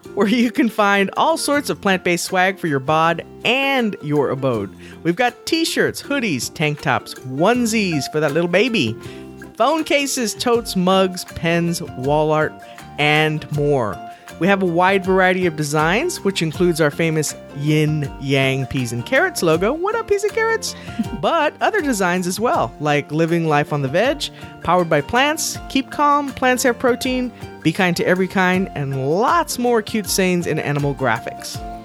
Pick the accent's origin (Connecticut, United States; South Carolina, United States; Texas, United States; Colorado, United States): Texas, United States; being from Texas, born and raised in Texas